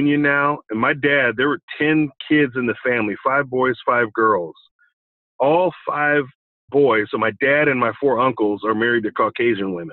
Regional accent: Olathe, Kansas, United States; I grew up in Olathe, Kansas, okay, a suburb of Kansas City.

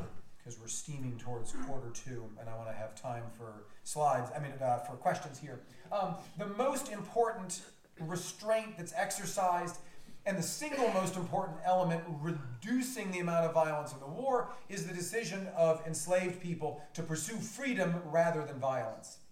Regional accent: Michigan, United States; I grew up in Michigan

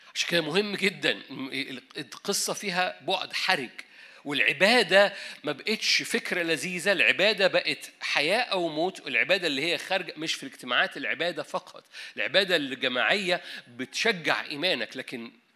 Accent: Egypt; احنا مصريين

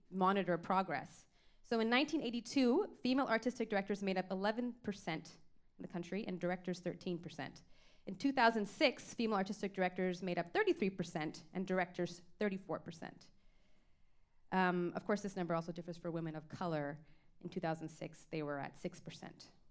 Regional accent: Toronto, Ontario, Canada; I grew up in Scarborough

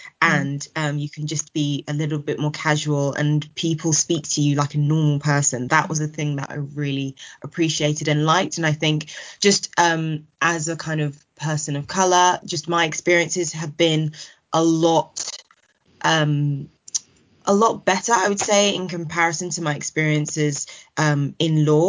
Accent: Kent, South East England, United Kingdom; my experience growing up in Kent.

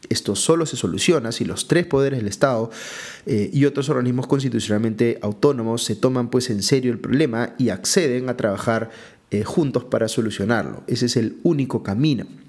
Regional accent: Peru

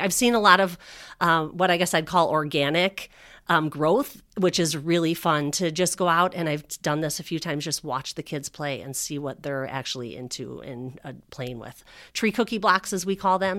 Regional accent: Northwest suburbs, Illinois, United States; I grew up in the Northwest suburbs

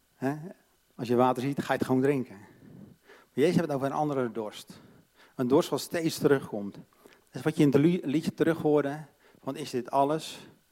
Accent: Katwijk, South Holland, Netherlands; Ik ben opgegroeid in een christelijk gezin, hervormd, in Katwijk, aan zee

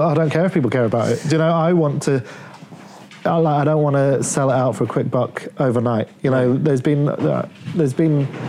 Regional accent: Leeds, Yorkshire and the Humber, United Kingdom; also born or lived in Plymouth; I was born... on the south coast. I was born in Plymouth. This is what I feel weird about, because my identity, I was always a northerner. Like I grew up in Leeds.

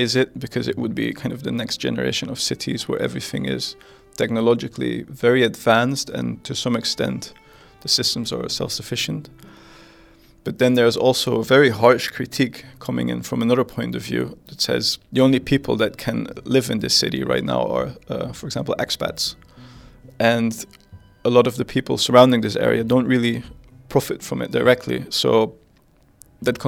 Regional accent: Netherlands; I come from the Netherlands.

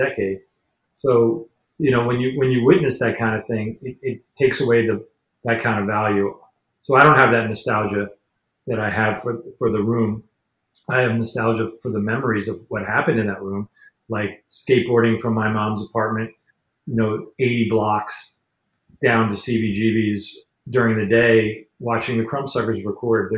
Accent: New York City, New York, United States; I grew up in New York. I'm a cosmopolitan person

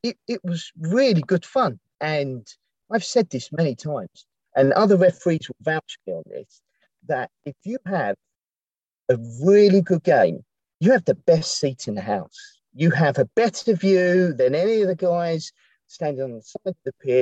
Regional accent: Eltham, London, United Kingdom; moved away as an adult; also born or lived in Dartford; I'm originally from Eltham

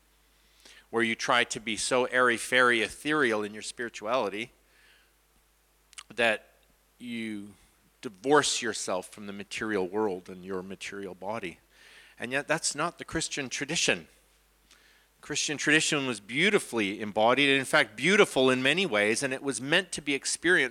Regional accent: Canada; from Canada

